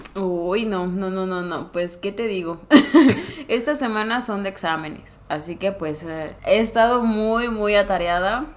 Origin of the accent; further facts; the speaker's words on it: Morelos, Mexico; moved away as an adult; yo regresé a Morelos, de donde soy, soy foránea